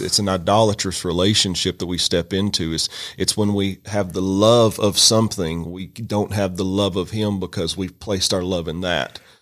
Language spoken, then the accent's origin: English; Western Kentucky, United States; moved away as an adult; now in Rome, United States; I'm from Kentucky originally